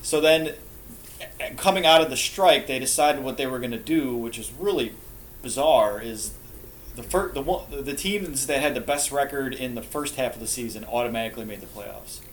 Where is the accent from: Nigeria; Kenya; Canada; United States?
United States; Milwaukee, Wisconsin; born here in Milwaukee